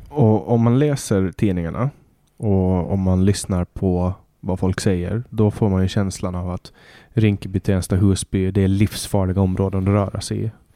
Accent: Åland Islands; moved away as an adult; now in Stockholm, Sweden; när jag är hemma på Åland

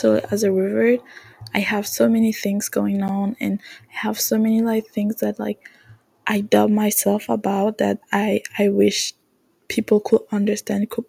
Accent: Canada; English is a second language; I'm French Canadian, so my accent might not be the best

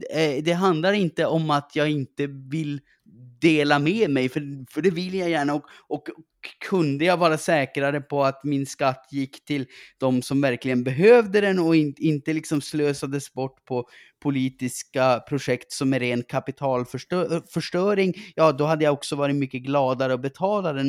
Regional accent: Gällivare, Norrbotten County, Sweden; accent: norrländska; jag växte upp i eh, Gällivare

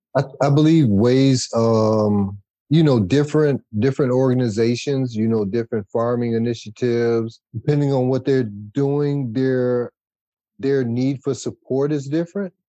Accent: Detroit, Michigan, United States; moved away as an adult; now in Washtenaw County, United States; I grew up in Wayne County, born and raised in Wayne County, in a small one horse town called Detroit

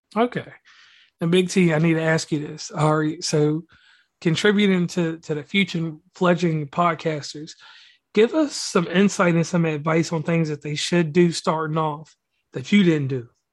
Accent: Virginia, United States; now in West Virginia, United States; I'm a native actually of Virginia

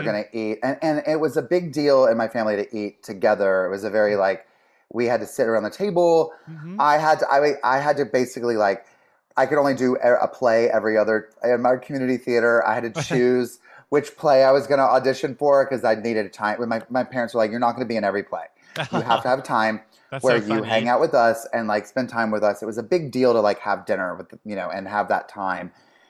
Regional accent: the South, United States; growing up in the South, they really wanted us to have culture. And so they would take us to theater and concerts, like, you know, and opera and whatever would come to town or near, they would take us, we would go to Charlotte, like an hour away.

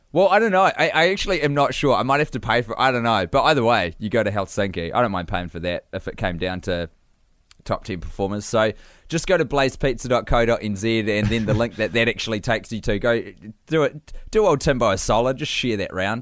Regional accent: New Zealand; accent: Kiwi; growing up in New Zealand

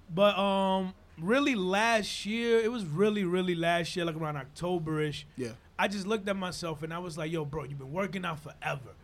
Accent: Dominican Republic; English is a second language; also born or lived in Harlem, New York / Inwood, New York / Washington Heights, New York; now in New York, United States; I come from Dominican Republic, born yeah. and raised, and in Dominican Republic

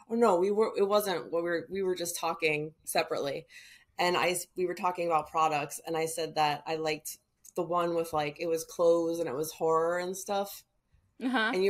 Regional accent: California, United States; But the thing is, I am from California.

